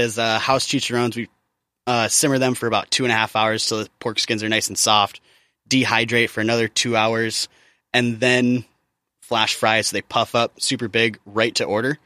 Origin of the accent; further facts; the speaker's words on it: Midwest, United States; I grew up in the Midwest